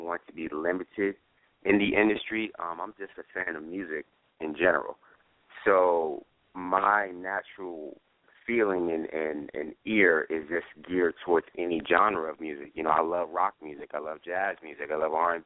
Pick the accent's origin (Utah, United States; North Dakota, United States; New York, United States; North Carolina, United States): New York, United States; now in Atlanta, United States; I'm from New York